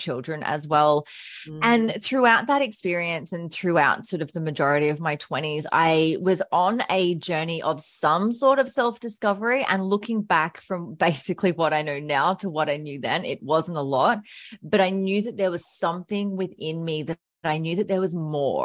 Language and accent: English; Brisbane, Queensland, Australia; also born or lived in Melbourne; I was born in Melbourne. So moved up in 1992 when I was very young. So majority of my life I've been in Brisbane